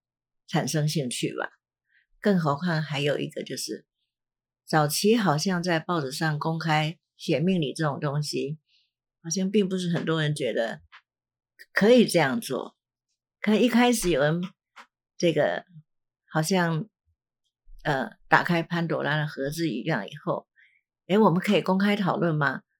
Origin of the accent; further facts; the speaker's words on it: China; 我在想是是不是我们的中国人，其实因为我对这个世界其他各各种族的人我并不了解，可是我们中国人好像蛮倾向喜欢算命的